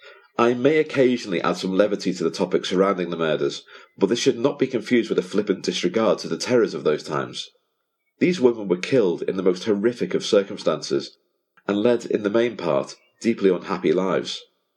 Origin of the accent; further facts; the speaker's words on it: Liverpool, North West England, United Kingdom; moved away; also born or lived in Hackney, London; as a child, growing up in Liverpool